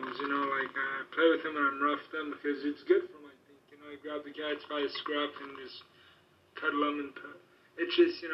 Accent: United States; we're American

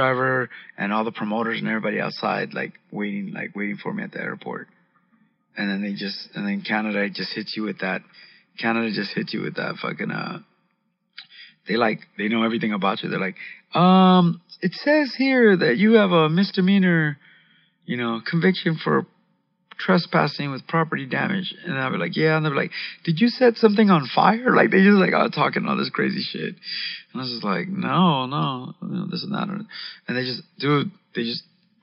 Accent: Los Angeles, California, United States; I'm from Los Angeles.

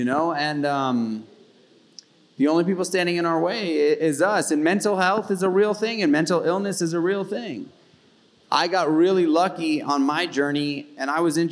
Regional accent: New York City, New York, United States; I grew up in New York City, in Manhattan, as a kid, in public school system

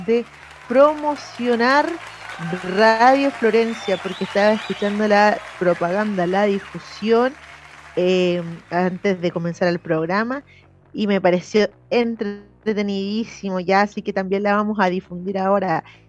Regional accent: Santiago, Santiago Metropolitan Region, Chile; porque somos de la periferia, porque somos del sur de Santiago

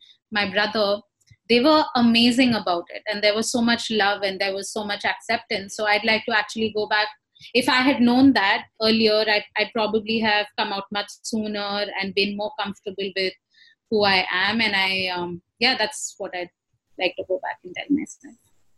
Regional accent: India; now in Ghana; I am a queer brown woman. My preferred pronouns are she and her. And I'm originally from India, but I currently live and work in Ghana.

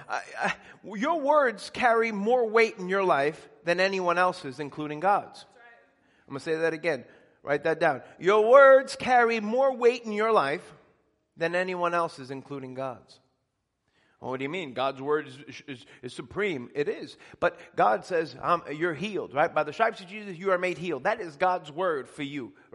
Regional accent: Elmont, New York, United States; I grew up in Elmont, which is where the Belmont racetrack is

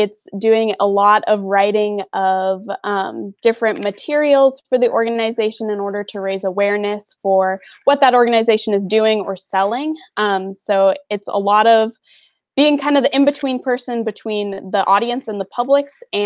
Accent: Brockville, Ontario, Canada; moved away as an adult; now in Marion, United States; I'm from Brockville, Ontario, Canada

